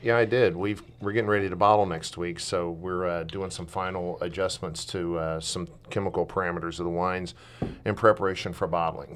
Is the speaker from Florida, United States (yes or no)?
yes; Milton, Florida, United States; also born or lived in Southern Alabama / Southern Mississippi; now in Oregon, United States; I was born in Milton, Florida